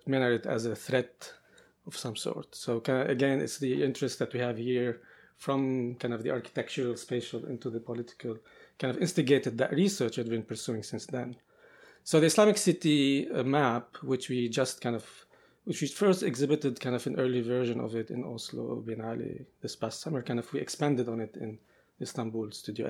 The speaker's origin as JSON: {"language": "English", "town": "Beirut", "region": "Beirut Governorate", "country": "Lebanon", "tie": "born or raised there", "said": "both of Makrem and I grew up in Beirut and in Lebanon during kind of years of conflict"}